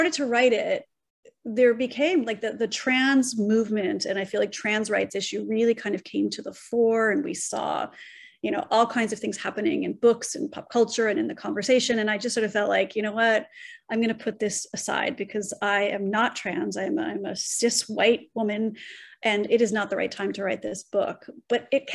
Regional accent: Los Angeles, California, United States; moved away as an adult; now in New York City, United States; growing up in Los Angeles

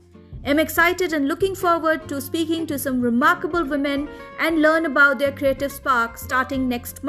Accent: India; I am an Indian novelist, poet and short story writer.

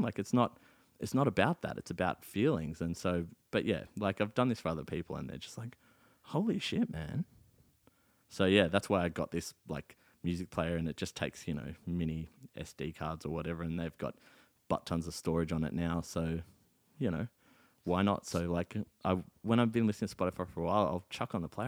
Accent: South Africa; now in Australia; my hometown of Lodium

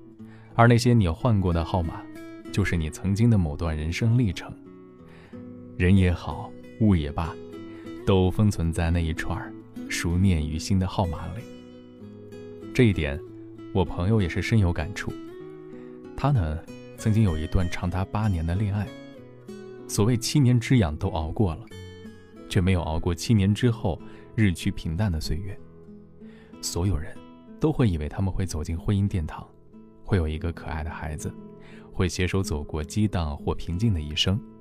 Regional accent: Henan, China; now in Guangzhou, China; 我从河南来到广州之后，始终都只有一个。

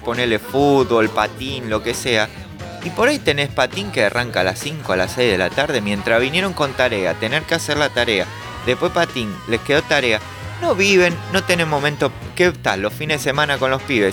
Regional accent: Caseros, Buenos Aires Province, Argentina; yo soy de Caseros, zona oeste

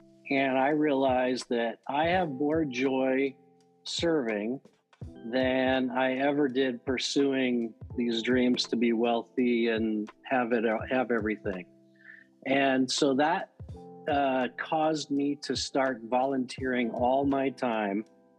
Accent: Rowland Heights, California, United States; So I'm a Southern California boy. Grew up in about 20 miles east of LA in a town called Roland Heights, California. I was raised in a Christian family and went to a college in the San Gabriel Valley of LA called Azusa Pacific University.

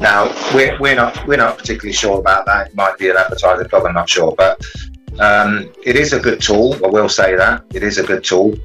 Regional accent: Coventry, West Midlands, United Kingdom; from nine years old, growing up in Coventry

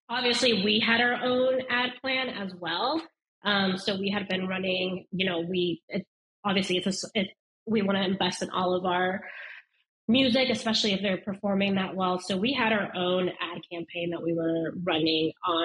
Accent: Denver, Colorado, United States; I grew up in Denver, Colorado

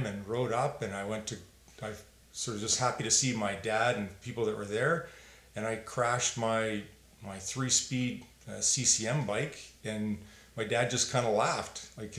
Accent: Calgary, Alberta, Canada; I grew up in South Calgary.

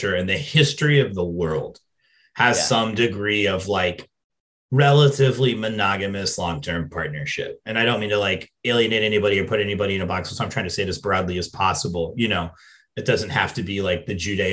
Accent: England, United Kingdom; an English person

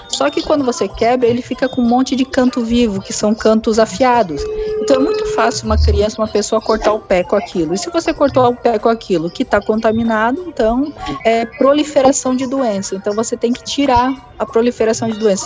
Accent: Santa Catarina, Brazil; moved away as an adult; now in Maceió, Brazil; eu sou de Santa Catarina

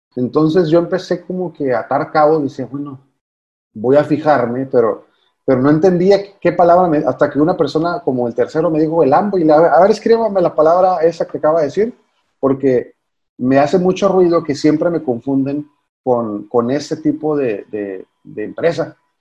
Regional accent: Mexicali, Baja California, Mexico; yo soy de Mexicali

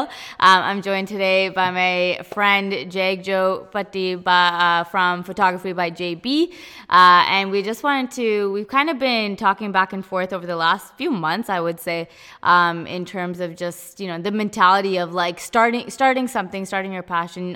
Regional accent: Abbotsford, British Columbia, Canada; I'm from Abby

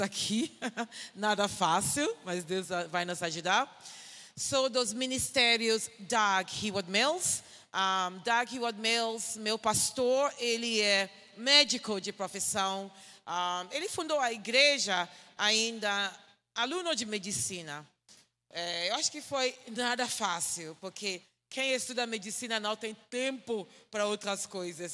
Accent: Ghana; Portuguese is a second language; sou de Gana. Gana é um pequeno país na parte oeste da África

